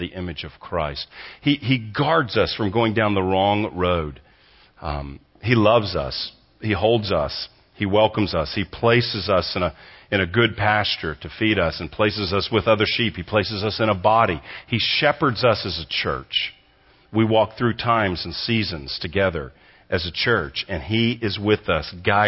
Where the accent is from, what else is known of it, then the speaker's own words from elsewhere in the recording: Texas, United States; moved away as an adult; also born or lived in Southern California; from Texas, grew up here, I'm a Texan